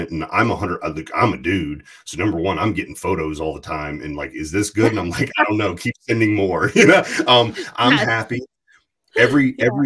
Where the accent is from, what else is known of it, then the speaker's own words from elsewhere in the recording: Amherst, Virginia, United States; Yeah. It's not Farmville. It's actually Amherst, Virginia, but it's farmland, Virginia.